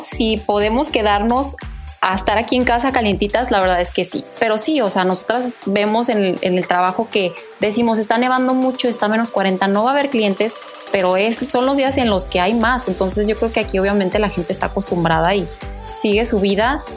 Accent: Guadalajara, Jalisco, Mexico; moved away as an adult; also born or lived in Mexico City; now in Calgary, Canada; nací en la Ciudad de México. Después, aproximadamente a los 7 años, me mudé a la Perla Tapatía

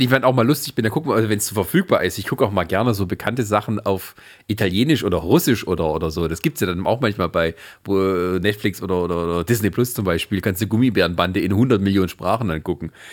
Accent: Germany; Wobei mal Holländisch, glaube ich, als Deutscher, also ich kann es zumindest relativ gut lesen

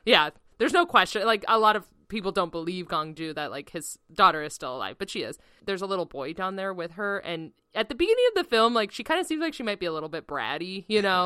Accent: United States; as an American

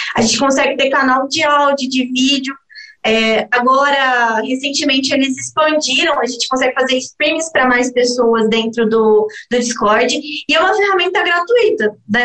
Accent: Brazil; nós como brasileiros

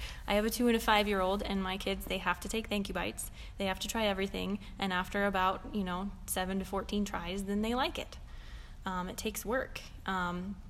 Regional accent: Indiana, United States; moved away; I'm from Indiana

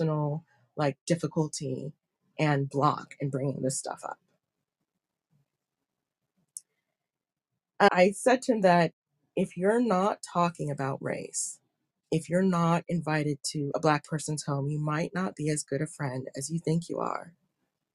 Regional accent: United States; moved away; growing up in America

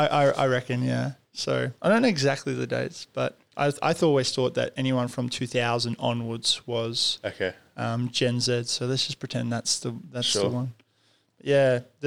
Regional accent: Kyrgyzstan; I was born in Kyrgyzstan, and I lived in the mountains.

